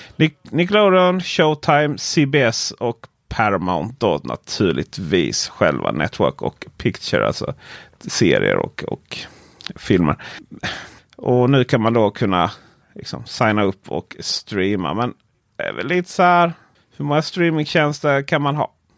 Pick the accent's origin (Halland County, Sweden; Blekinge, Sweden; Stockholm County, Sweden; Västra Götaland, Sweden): Blekinge, Sweden; mitt ute i skogen i eh, Blekinge där jag kommer från